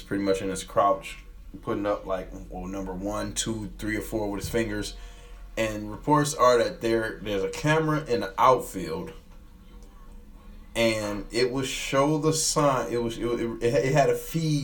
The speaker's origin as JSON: {"language": "English", "town": "Detroit", "region": "Michigan", "country": "United States", "said": "I'm from Detroit"}